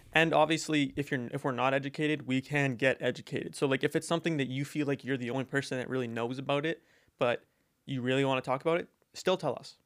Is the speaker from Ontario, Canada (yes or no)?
no; Alberta, Canada; moved away; when I was home in, uh, Alberta